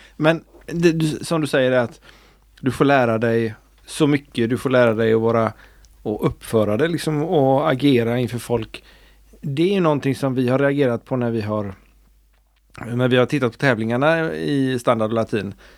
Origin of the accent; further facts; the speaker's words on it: Sweden; vi som är svenskar